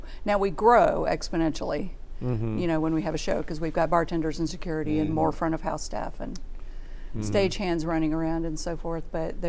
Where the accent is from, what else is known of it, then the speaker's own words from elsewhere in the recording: Missouri, United States; I'm from Missouri